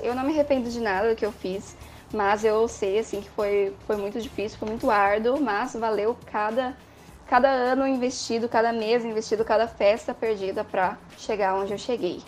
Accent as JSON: {"language": "Portuguese", "region": "São Paulo", "country": "Brazil", "moved": "as an adult", "lives_now": "Porto Alegre, Brazil", "said": "eu sou paulista, do estado de São Paulo"}